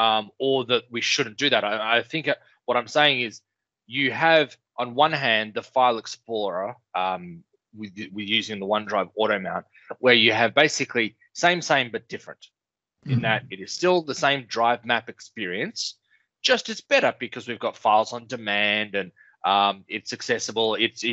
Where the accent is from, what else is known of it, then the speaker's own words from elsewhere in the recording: South Africa; accent: South African; Listen, mate, don't mock my accent, all right? What should I put on my South African?